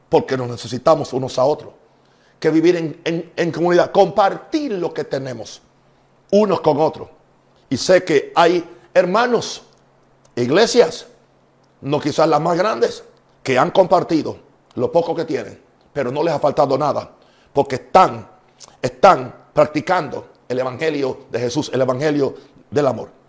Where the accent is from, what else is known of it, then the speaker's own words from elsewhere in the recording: Puerto Rico; also born or lived in United States; Yo soy puertorriqueño. También me dicen gringo porque vengo de Estados Unidos.